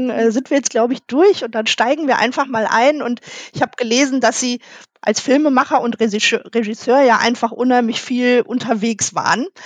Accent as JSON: {"language": "German", "town": "Dortmund", "region": "North Rhine-Westphalia", "country": "Germany", "said": "ich bin ja als Dortmunder Mädchen immer total beruhigt, wenn ich in die Stadt komme und direkt das U sehe"}